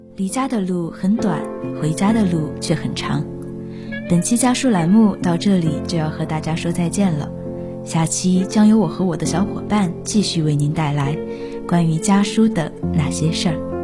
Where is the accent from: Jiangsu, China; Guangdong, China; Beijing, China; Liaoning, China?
Jiangsu, China; Taizhou; moved away as an adult; now in Nanjing, China; 来自江苏泰州。我在南京大学，距离我的家乡一百七十八公里